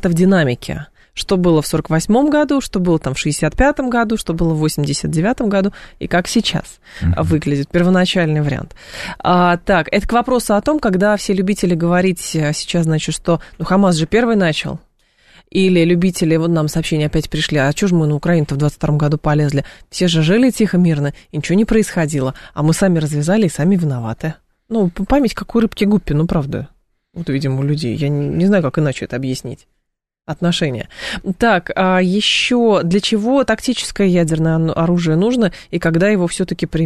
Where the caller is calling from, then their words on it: Moscow, Russia; Да, здравствуйте … я из Москвы.